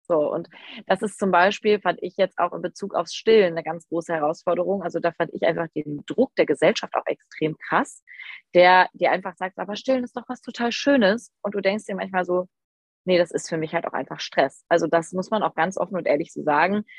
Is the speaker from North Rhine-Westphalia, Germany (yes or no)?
yes; near Düsseldorf, North Rhine-Westphalia, Germany; ich komme aus der Nähe von Düsseldorf